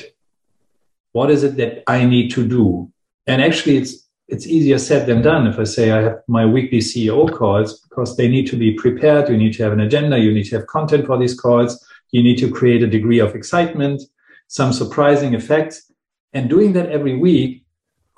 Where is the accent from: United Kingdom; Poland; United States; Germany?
Germany; Hamburg; my hometown, Hamburg